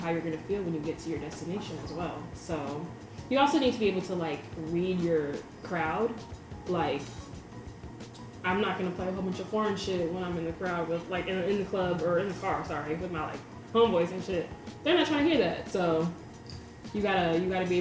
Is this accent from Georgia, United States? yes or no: yes; Atlanta, Georgia, United States; we're from Atlanta